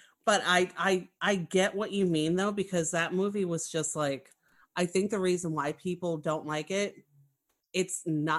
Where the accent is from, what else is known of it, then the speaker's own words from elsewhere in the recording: New York, United States; accent: New York; I talk like a fucking piece of New York trash.